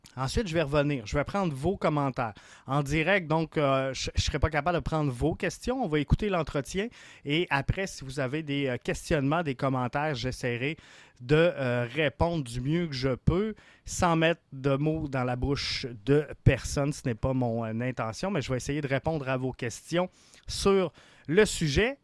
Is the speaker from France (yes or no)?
no; Quebec City, Quebec, Canada; je, suis un petit gars de Québec. Je viens de Québec